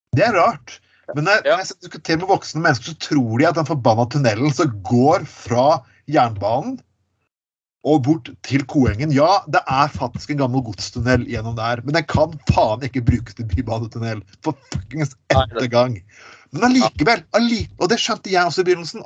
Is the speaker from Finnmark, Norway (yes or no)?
no; Skien, Telemark, Norway; folk fra Skien, kan du si, som der jeg er fra